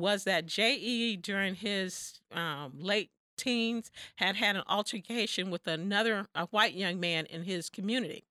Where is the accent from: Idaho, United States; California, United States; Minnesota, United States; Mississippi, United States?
Mississippi, United States; Southwest; moved away as an adult; also born or lived in Missouri; I'm from the Deep South, um, Southwest Mississippi